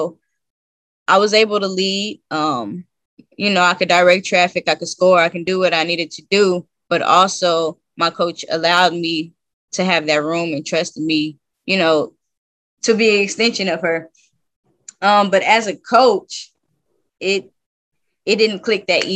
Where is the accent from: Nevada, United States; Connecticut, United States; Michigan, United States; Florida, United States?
Nevada, United States; Las Vegas; moved away as an adult; also born or lived in Lancaster, California / Spain / Romania; from Lancaster, California, but I really claim Las Vegas because that's where I grew up.